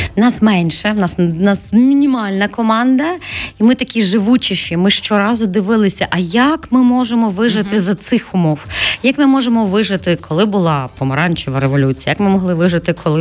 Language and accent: Ukrainian; Lviv, Lviv Oblast, Ukraine; енне покоління львів'ян. Я з тих львів'ян, хто дійсно львів'ян